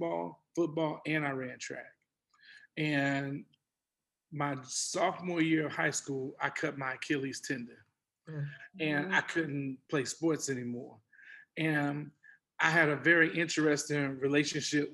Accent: Houston, Texas, United States; I grew up in Texas. I grew up in Houston

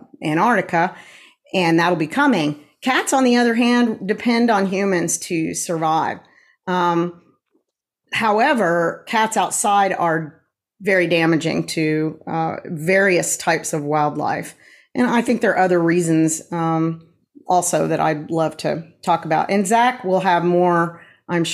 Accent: Tulsa, Oklahoma, United States; I am a Tulsan as well. I was born in Tulsa, moved away for a little while, and then have been here again since 1988.

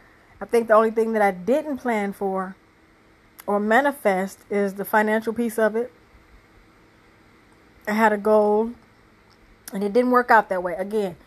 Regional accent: Michigan, United States; moved away as an adult; also born or lived in California; now in Tennessee, United States; My testimony is I had moved down here and to Tennessee and from Michigan, which is my hometown, but I never really lived that much in my hometown except this last go around, which was 17 years

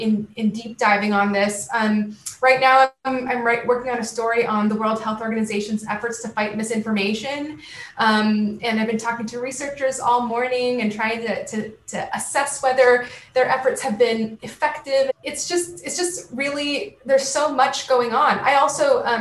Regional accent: California, United States; moved away as an adult; also born or lived in Syracuse, New York; my hometown, and traveling from California to New York

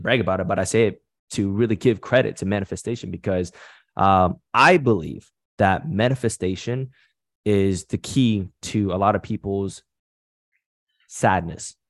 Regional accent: Canada; nationality, I'm from Canada, but my background is Vietnamese.

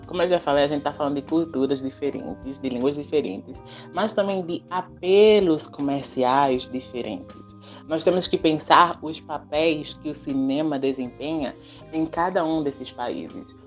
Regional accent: Brazil; first language Portuguese; also born or lived in Petrolina, Brazil; depois que eu voltei para o Brasil

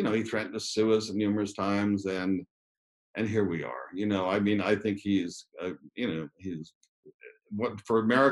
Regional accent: Ottawa, Ontario, Canada; I grew up in Ottawa in Canada

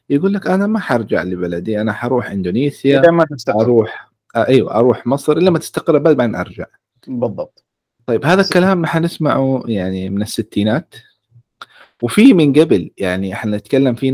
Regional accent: Riyadh, Riyadh Province, Saudi Arabia; born there; مولود في مدينه الرياض

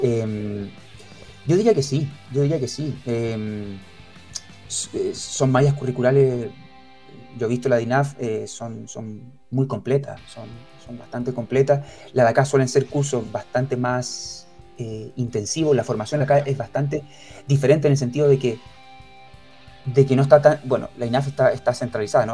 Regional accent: Chile; moved away as an adult; now in Spain; aquí siendo chileno

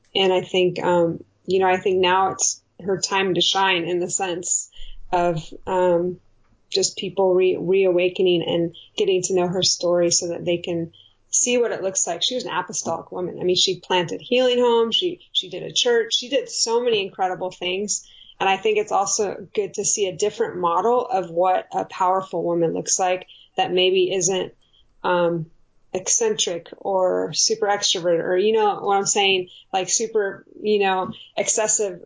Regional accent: California, United States; ended up moving to California

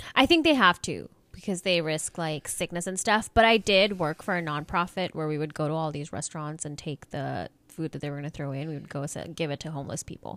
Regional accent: India; moved away; I, I'm from India.

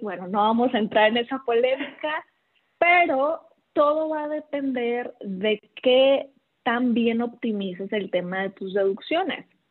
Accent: Los Mochis, Sinaloa, Mexico; moved away as an adult; now in Guadalajara, Mexico; yo de Mochis

